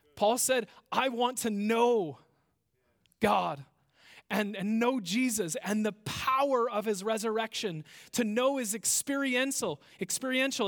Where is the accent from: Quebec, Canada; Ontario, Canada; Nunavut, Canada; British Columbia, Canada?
British Columbia, Canada; Victoria; I am a Canadian by birth. I was born in Victoria